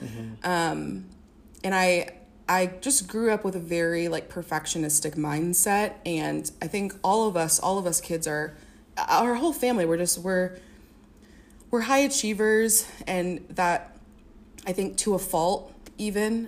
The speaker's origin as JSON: {"language": "English", "town": "Springfield", "region": "Illinois", "country": "United States", "tie": "born or raised there", "also_born_or_lived": "Champaign-Urbana, Illinois", "said": "I grew up um, in Springfield, Illinois"}